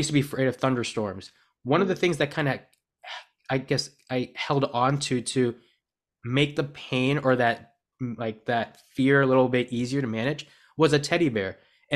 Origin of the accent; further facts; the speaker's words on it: United States; I was born in the United States